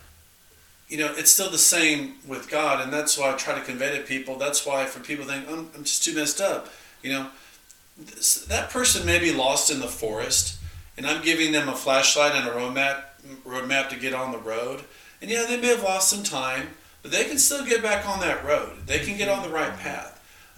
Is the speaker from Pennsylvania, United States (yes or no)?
no; California, United States; moved away; I'm from California